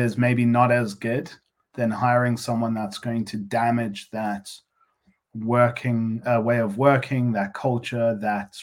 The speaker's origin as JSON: {"language": "English", "country": "South Africa", "moved": "yes", "said": "being a South African originally"}